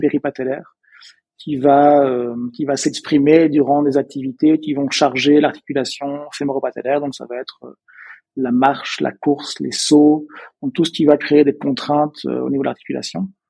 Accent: Belgium; accent: Belgian; peut-être que vous avez entendu euh, à mon accent, je suis belge. Euh, je viens d'une petite, d'un petit village à la base près de près de Bruxelles

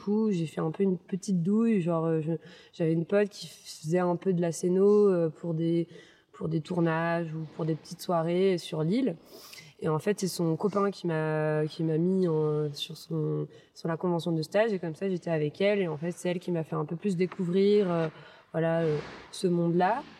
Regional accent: Toulouse, Occitania, France; also born or lived in Versailles / Saint-Cloud; je suis née à Versailles. J'ai vécu jusqu'à mes 1 an à Saint-Cloud. non, jusqu'à mes 6 ans même à Saint-Cloud. Puis après, mon père été muté à Toulouse, donc j'ai grandi à Toulouse.

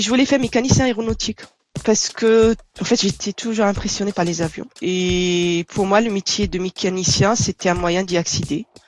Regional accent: Tunisia; moved away as an adult; also born or lived in Dunkerque, France / Nanterre, France; now in France; Donc je suis née et j'ai grandi en Tunisie. Je suis arrivée en France à l'âge de 23 ans

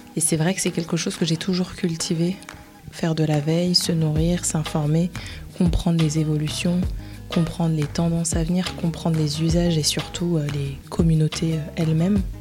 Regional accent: Paris, Île-de-France, France; je suis née en France, je suis née à Paris

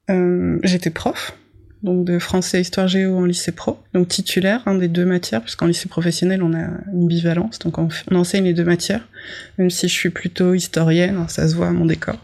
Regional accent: Bourgogne-Franche-Comté, France; j'ai grandi dans le Morvan

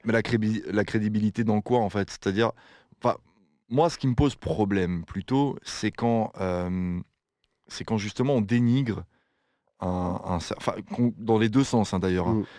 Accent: France; now in Belgium; j'habite en Belgique, mais je suis français.

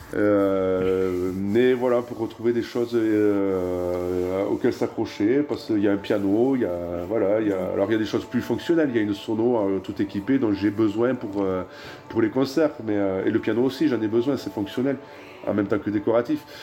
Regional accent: Tarbes, Occitania, France; also born or lived in Pau / Toulouse / Netherlands; je suis né à Tarbes, à l'hôpital de Légorotte

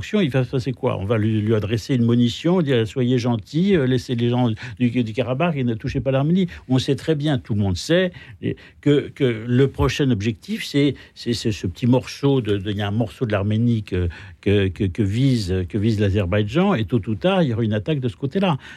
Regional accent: France; je dirais que j'ai honte en tant que Français de, cette situation.

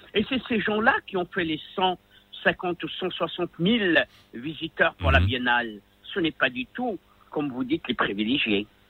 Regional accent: Rabat, Rabat-Salé-Kénitra, Morocco; je viens des bidonvilles de Rabat

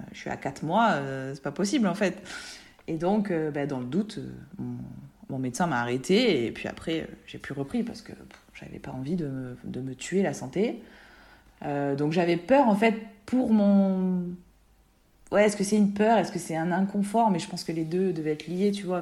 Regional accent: southeast France, France; also born or lived in Nice (Alpes-Maritimes); now in Var, France; je suis une sudiste euh, sud-est

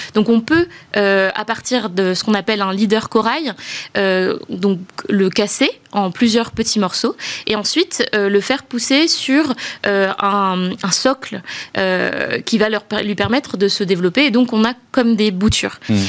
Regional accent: Madagascar; moved away as an adult; also born or lived in France; je suis née à Madagascar. Euh, j'ai grandi là-bas et, euh, et, je suis venue faire mes études d'école de commerce en France

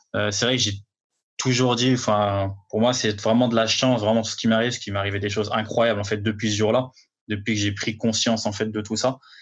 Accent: Villefontaine, Auvergne-Rhône-Alpes, France; moved away as an adult; now in Paris, France; je viens de, de banlieue lyonnaise, Villefontaine

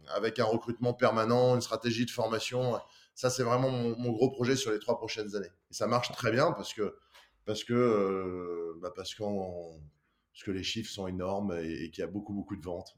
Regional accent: Lyon, Auvergne-Rhône-Alpes, France; je suis de Lyon

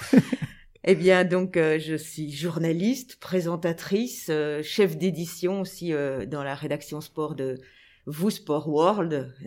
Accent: Anderlecht, Brussels-Capital Region, Belgium; j'ai grandi à Anderlecht j'étais à l'école je vivais à Anderlecht

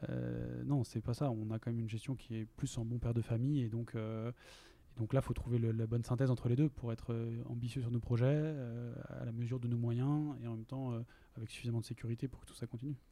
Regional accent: Lille, Hauts-de-France, France; moved away as an adult; also born or lived in Compiègne; now in Basque Country, France; je viens de Lille

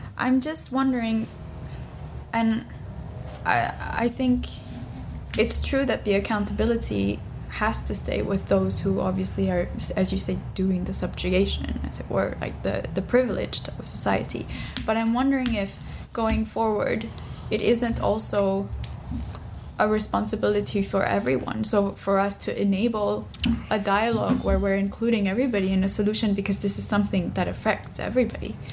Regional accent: Delhi, India; I'm from Delhi

